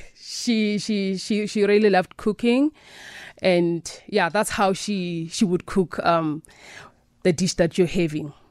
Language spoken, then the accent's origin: English; South Africa; I was born and raised in South Africa